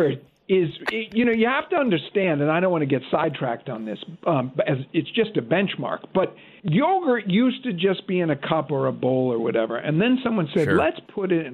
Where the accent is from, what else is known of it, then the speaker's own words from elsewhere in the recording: United States; I am an American